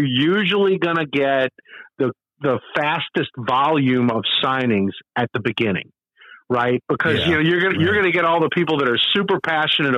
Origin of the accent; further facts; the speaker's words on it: Metairie, Louisiana, United States; I grew up in Metairie, so I'm not actually a New Orleanian